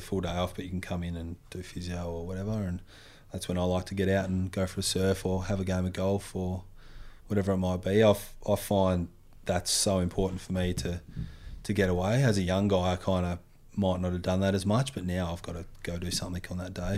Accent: Western Australia, Australia; used to surf a fair bit, uh, growing up in Western Australia

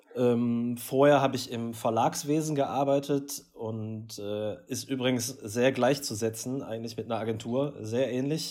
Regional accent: Essen, North Rhine-Westphalia, Germany; als Rüttenscheider

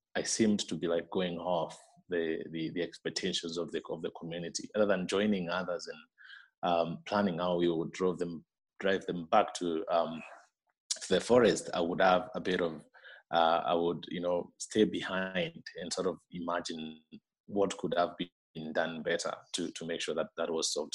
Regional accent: Meru, Meru County, Kenya; moved away as an adult; now in Laikipia, Kenya; I grew up in Meru, which is uh, uh, uh, two hours away from where I am now in Laikipia

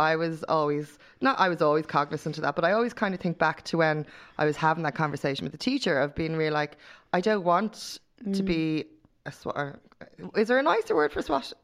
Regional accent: Dublin, Leinster, Ireland; part of my hometown

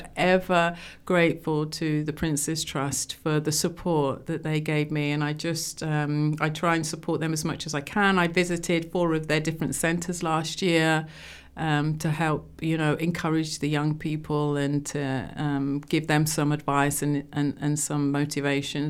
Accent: London, United Kingdom; moved away; also born or lived in Rugby; I was born in London, Wembley

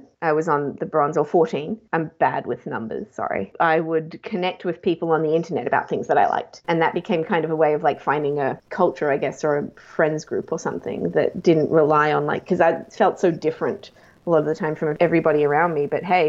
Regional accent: Japan; also born or lived in South Korea; now in Australia; I grew up in Japan and Korea. My dad is a diplomat, and I first moved to Yokohama in Japan when I was 3 months old and lived in Yokohama for 3 years, then Tokyo for two

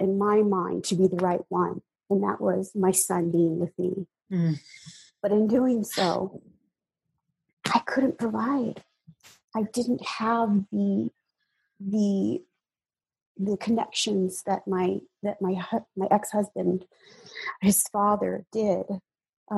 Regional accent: United States; born or raised there; moved away as an adult; now in Hawaii, United States

